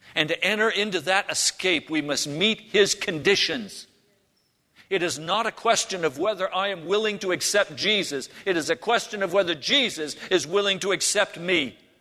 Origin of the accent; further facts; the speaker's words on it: United States; as American Christians